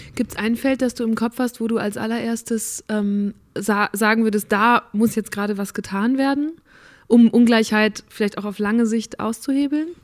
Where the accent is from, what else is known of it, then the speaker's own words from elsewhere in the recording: North Rhine-Westphalia, Germany; in NRW, wo ich aufgewachsen bin, also wirklich so richtiger Westen